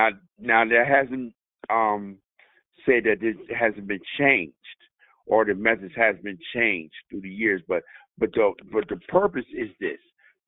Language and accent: English; United States; Just like to preface my comments by saying I am an American fighting man. I am a veteran. I'm a combat veteran.